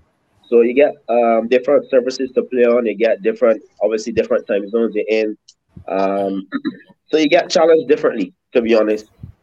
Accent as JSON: {"language": "English", "region": "New York", "country": "United States", "tie": "born there", "also_born_or_lived": "Barbados", "said": "I was born in New York, Queens, mm-hmm. obviously, but my parents, both my parents from Barbados, so they actually moved back to Barb"}